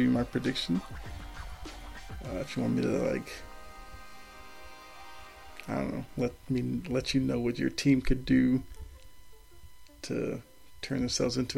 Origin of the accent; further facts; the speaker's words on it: Boston, Massachusetts, United States; I'm from Boston